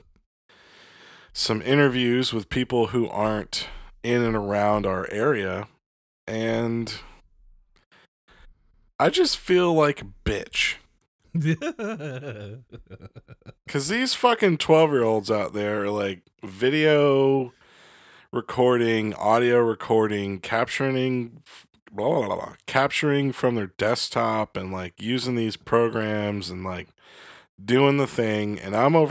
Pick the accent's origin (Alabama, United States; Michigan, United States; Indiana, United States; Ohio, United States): Michigan, United States; Detroit; moved away; I grew up in Detroit.